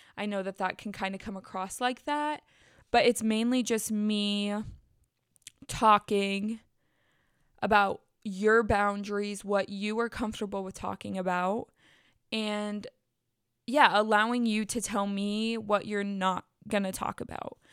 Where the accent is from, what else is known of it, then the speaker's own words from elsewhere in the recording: Bassett, United States; moved away; I said our town name